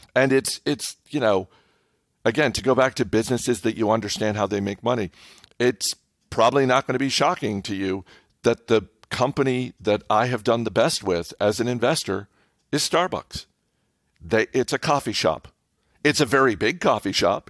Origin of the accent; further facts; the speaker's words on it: New England, United States; I grew up in New England